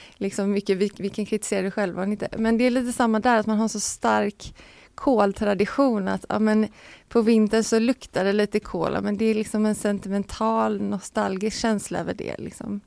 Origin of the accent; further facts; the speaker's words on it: Gothenburg, Västra Götaland, Sweden; som göteborgare är man ju van vid dimma